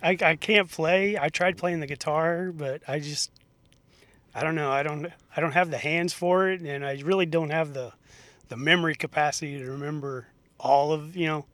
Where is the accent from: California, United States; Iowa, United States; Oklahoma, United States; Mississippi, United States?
Iowa, United States; Knoxville; now in Perry, United States; I grew up in Knoxville, Iowa